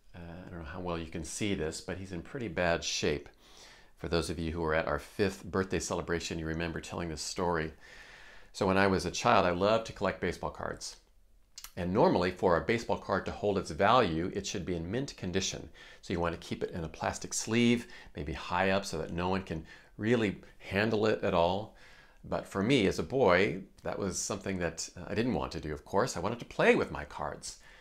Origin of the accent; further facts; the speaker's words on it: Iowa, United States; I grew up in Iowa